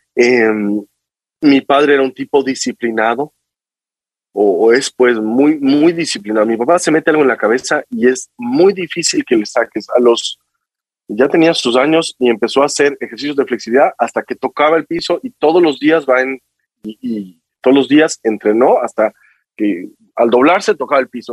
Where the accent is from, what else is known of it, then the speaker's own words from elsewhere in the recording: Quito, Pichincha, Ecuador; moved away as an adult; nací en Quito, estudié en Quito hasta mm, todo mi colegio